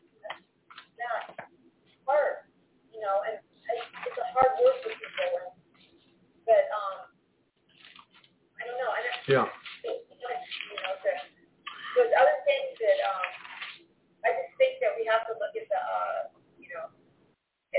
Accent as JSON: {"language": "English", "region": "Arizona", "country": "United States", "tie": "born or raised there", "moved": "yes", "lives_now": "Honduras", "said": "I'm from the West Coast. I was born in Arizona with that background"}